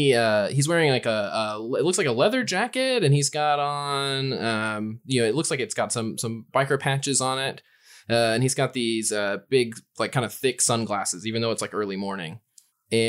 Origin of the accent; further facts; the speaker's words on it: Eureka Springs, Arkansas, United States; growing up in Eureka Springs, that's, trust me.